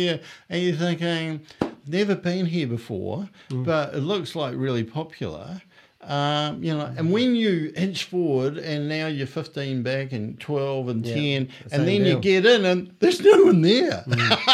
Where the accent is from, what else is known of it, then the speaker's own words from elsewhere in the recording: Australia; I'm from Australia.